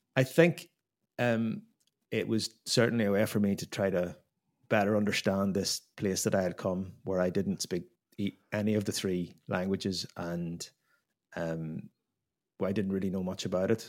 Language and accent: English; Ireland; moved away as an adult; now in Belgium; I'm an Irish guy